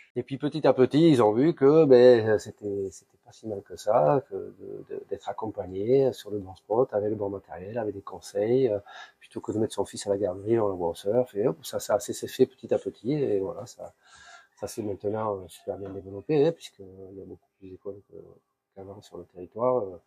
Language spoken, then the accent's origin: French; Basque Country, between Bayonne and Ciboure, Nouvelle-Aquitaine, France; moved away as an adult; now in Tahiti, French Polynesia; je suis originaire du Pays Basque, entre Bayonne et Sebor